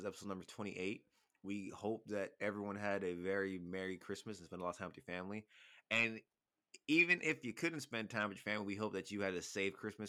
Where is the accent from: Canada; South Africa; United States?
Canada; I said I'm Canadian. That's all I said.